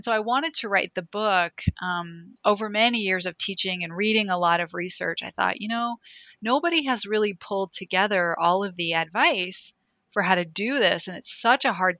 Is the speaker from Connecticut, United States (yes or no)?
no; Oklahoma City, Oklahoma, United States; growing up in Oklahoma City